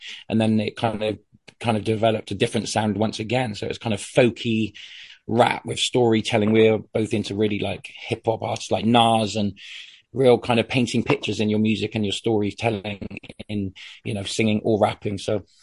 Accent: Bristol, South West England, United Kingdom; I was from Bristol in the UK

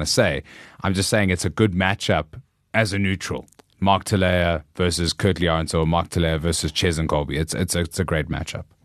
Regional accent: South Africa; we're South African

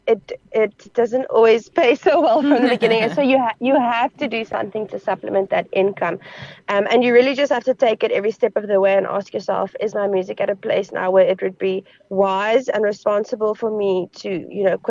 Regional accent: Northern Cape, South Africa; I am an Afrikaans farm girl. I'm from the Northern Cape. I'm from the desert.

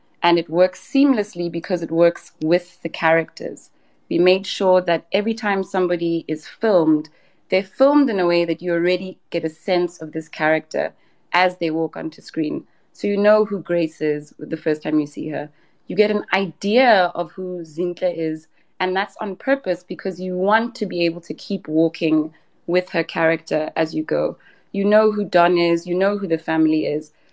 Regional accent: South Africa; as South African creatives

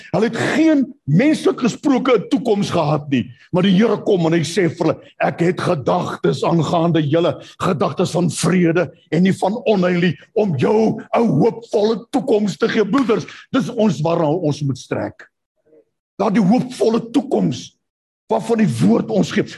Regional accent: South Africa; Ek het daar in Bosel waar ek groot geword

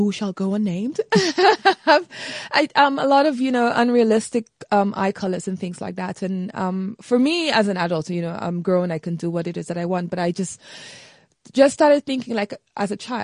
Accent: St. Lucia; I grew up in the Caribbean island of St. Lucia

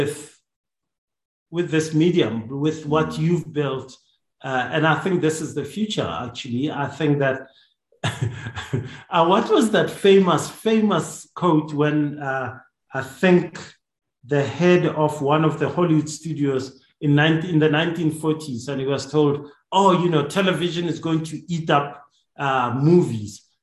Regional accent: Hammanskraal, Gauteng, South Africa; also born or lived in Johannesburg; I grew up in Hammerskroll

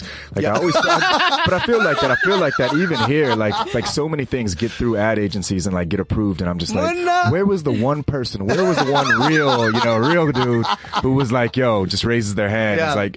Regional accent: United States; moved away; I grew up in the States

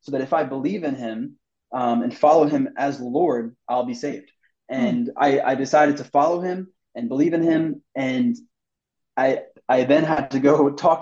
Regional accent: New York, United States; now in Texas, United States; I grew up in New York.

